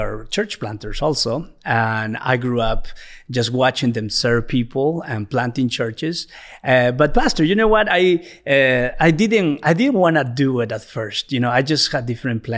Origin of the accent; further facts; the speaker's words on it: Peru; English is a second language; moved away as an adult; also born or lived in Bethany, Oklahoma, United States / Bolivia; I was born in Peru